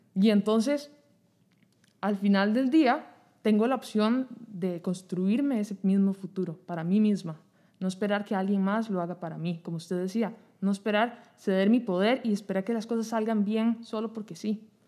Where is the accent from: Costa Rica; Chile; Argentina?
Costa Rica; como costarricenses